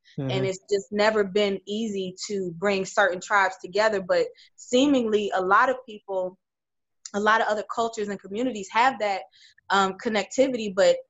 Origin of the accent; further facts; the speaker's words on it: Cleveland, Ohio, United States; I'm from Cleveland, and there's a community called University Heights.